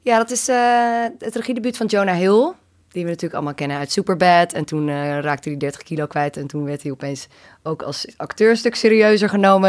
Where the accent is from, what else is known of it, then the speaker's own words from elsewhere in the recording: Amsterdam, North Holland, Netherlands; kids in mijn omgeving, die zaten inderdaad op het skatebaantje bij ons op het Prins Eiland in Amsterdam